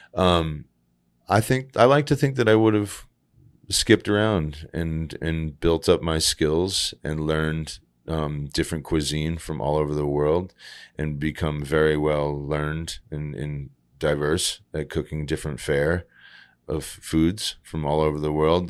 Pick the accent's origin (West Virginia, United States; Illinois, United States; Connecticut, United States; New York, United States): Connecticut, United States; Groton; moved away as an adult; also born or lived in San Francisco; Growing up in Groton, Connecticut, it's, what we had was empty parking lots